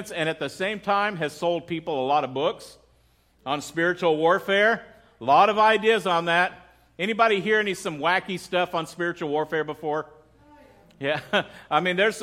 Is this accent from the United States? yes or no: yes; United States; I am a patriotic American